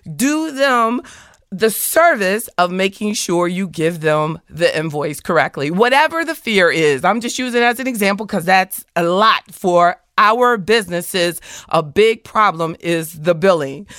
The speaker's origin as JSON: {"language": "English", "region": "the South", "country": "United States", "said": "I, I'm from the South."}